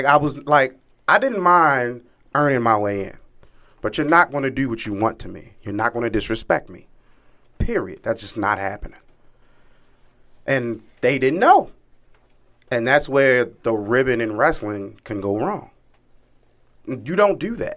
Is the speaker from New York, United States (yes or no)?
no; Baltimore, Maryland, United States; I grew up in West Baltimore in the ghetto